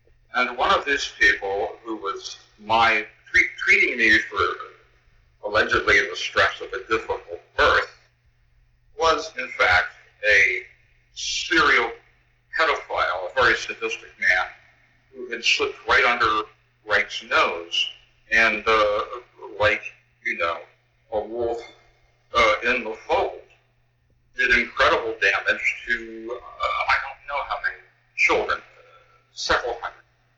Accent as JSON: {"language": "English", "area": "Perth Amboy", "region": "New Jersey", "country": "United States", "tie": "born or raised there", "said": "I was born in Chris Amboy, New Jersey, but my father was from a well-to-do Jewish family in New York."}